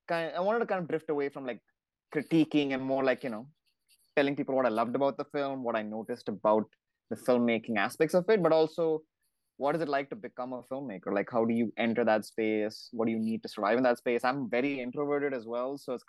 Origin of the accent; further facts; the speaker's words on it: Boston, Massachusetts, United States; moved away; I'm from Boston too. I just moved.